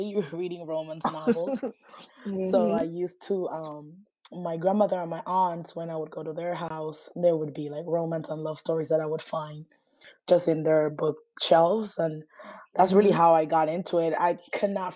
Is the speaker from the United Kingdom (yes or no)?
no; Panama; moved away as an adult; also born or lived in South Florida / New York; now in New Orleans, United States; I actually was born and raised in Panama. And I actually moved here as an adult